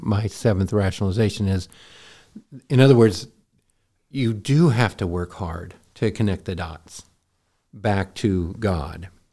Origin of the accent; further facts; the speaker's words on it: Montana, United States; I grew up in Montana